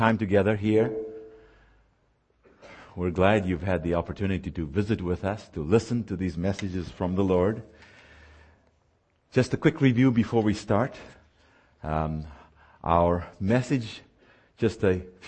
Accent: South Africa; moved away; I was born and raised in the Republic of South Africa.

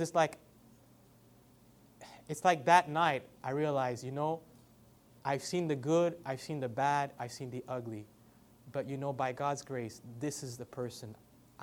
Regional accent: Canada; now in Ontario, Canada; I'm Canadian, I'm half white, half black, so I'm a mix

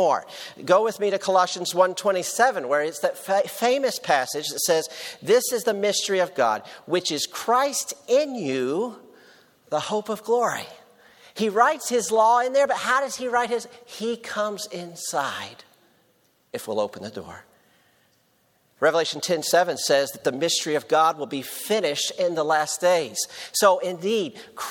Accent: Tennessee, United States; I'm from Tennessee

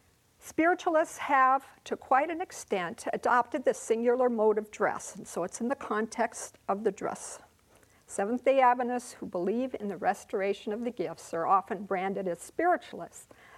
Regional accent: Bangkok, Thailand; By way of introduction, I was born and reared in Bangkok, Thailand.

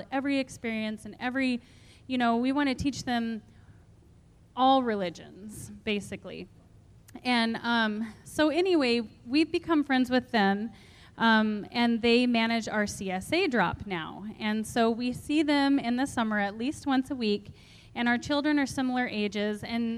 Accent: Hermosa, South Dakota, United States; I'm from Hermosa, South Dakota. My husband and I own and operate a small market garden there.

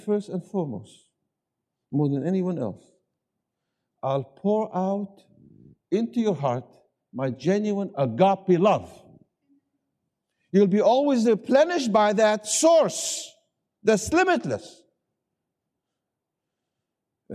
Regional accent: the South, United States; I come from the South, and instead of saying 20, we say 20.

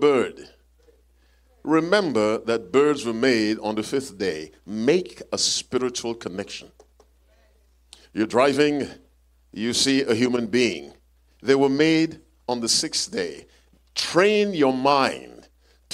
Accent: Jamaica; I'm from Jamaica, too

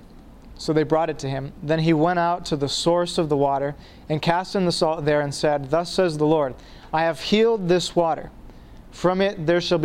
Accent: Maine, United States; I'm from Maine, and you can drink water anywhere in the state

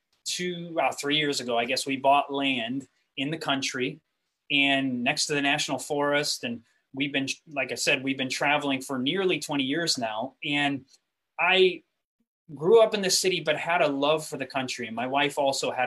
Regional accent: Grand Rapids, Michigan, United States; moved away as an adult; I came from Grand Rapids, Michigan. I was raised in what's called the Christian Reformed Church. All of my education from high school till college was in the Christian Reformed Church

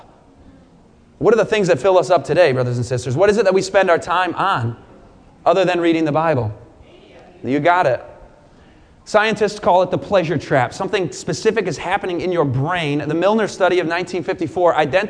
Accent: Michigan, United States; moved away as an adult; also born or lived in Southern California; I grew up in Michigan.

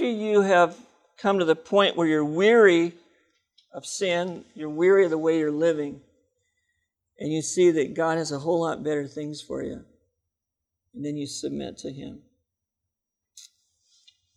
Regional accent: Seattle, Washington, United States; I'm from Seattle

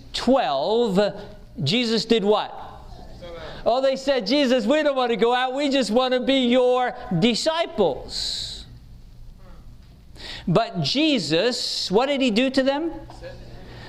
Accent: England, United Kingdom; I grew up in England where the tradesmen learned in what we called apprenticeships

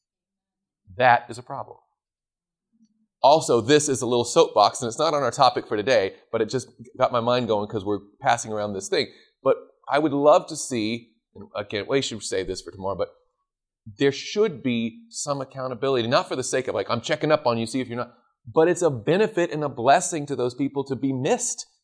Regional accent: the South, United States; I grew up in the South.

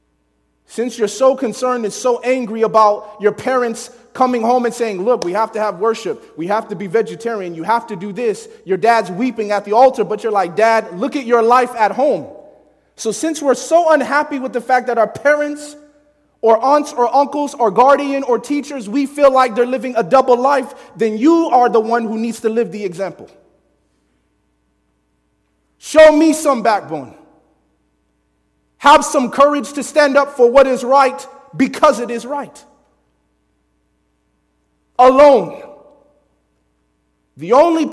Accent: Chicago, Illinois, United States; I grew up in Chicago

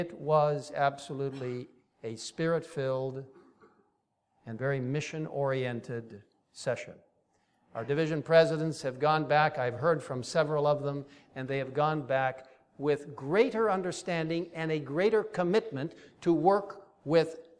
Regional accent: Cairo, Cairo Governorate, Egypt; moved away; I grew up in that region. I grew up in Cairo, Egypt. It's really my home.

